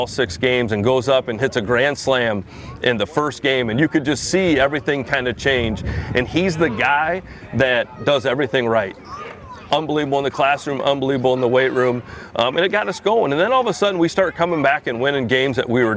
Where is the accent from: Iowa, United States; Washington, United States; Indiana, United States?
Iowa, United States; born and raised in Iowa, great place to live.